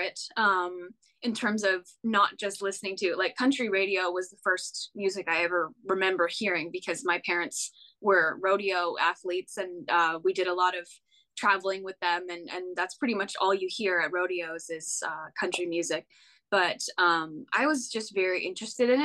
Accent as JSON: {"language": "English", "region": "Western Canada", "country": "Canada", "moved": "as an adult", "lives_now": "Nashville, United States", "said": "I'm from Western Canada"}